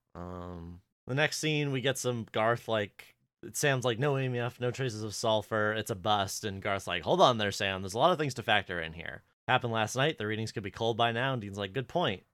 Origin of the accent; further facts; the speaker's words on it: Canada; being Canadian